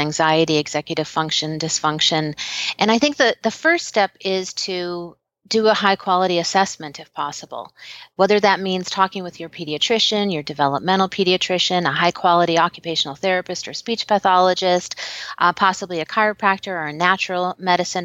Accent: Chicago, Illinois, United States; I'm from Chicago

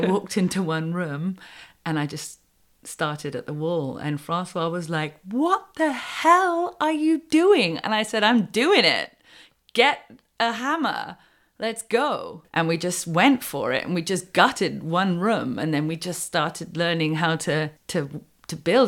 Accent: United Kingdom; moved away as an adult; also born or lived in Wales / Los Angeles / Colorado; now in Quebec, Canada; I knew a few words in French growing up in Britain.

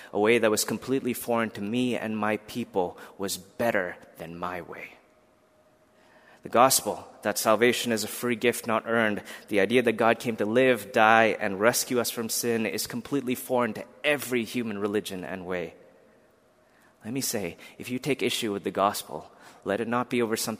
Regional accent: India; moved away; I was born in India, a country that has a plethora of religions represented.

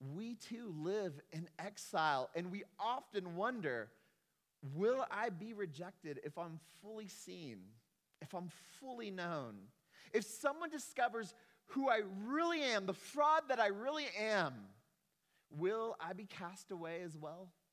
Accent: Texas, United States; I am a Texan

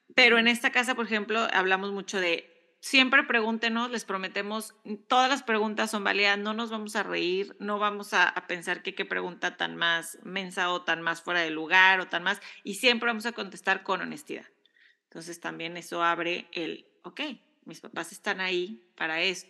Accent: Mexico; now in United States

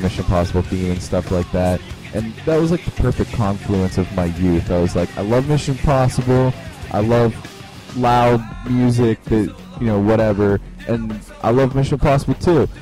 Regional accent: Pittsburgh, Pennsylvania, United States; I am from Pittsburgh

